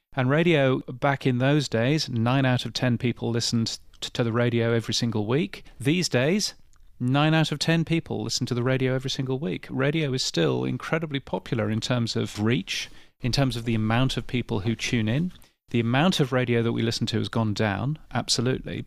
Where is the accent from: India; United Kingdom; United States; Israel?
United Kingdom; I'm, I'm a Brit, as you can tell from my ridiculously aloof accent.